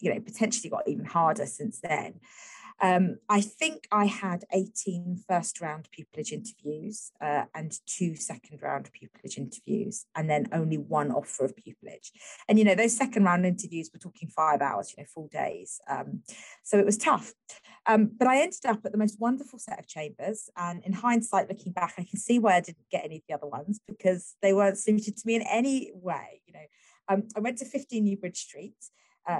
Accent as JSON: {"language": "English", "region": "London", "country": "United Kingdom", "tie": "born or raised there", "said": "I was growing up in East London"}